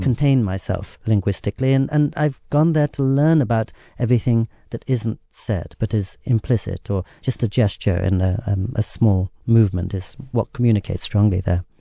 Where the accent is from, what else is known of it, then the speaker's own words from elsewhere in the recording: England, United Kingdom; now in Japan; I grew up in England where, as you know, people are also quite reserved